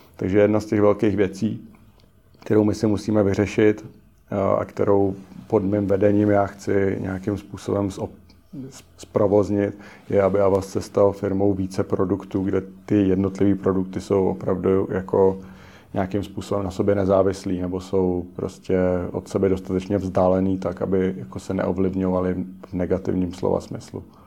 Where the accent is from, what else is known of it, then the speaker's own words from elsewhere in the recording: Czechia; jsem Čech